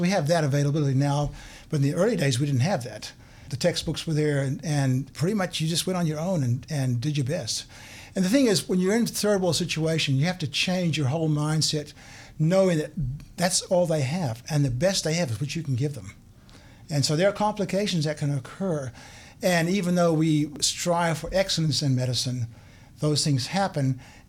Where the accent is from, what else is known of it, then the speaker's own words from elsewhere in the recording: Zimbabwe; Well, I grew up in Zimbabwe. My parents were missionaries back in the 50s and 60s.